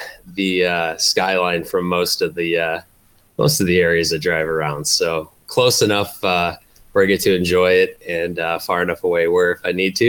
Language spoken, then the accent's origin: English; Chicago, Illinois, United States; I grew up on the South Side